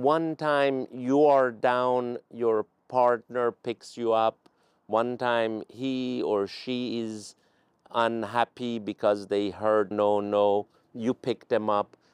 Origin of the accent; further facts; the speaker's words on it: Tehran, Tehran Province, Iran; also born or lived in Palo Alto, United States; now in United States; I'm originally from Iran, Tehran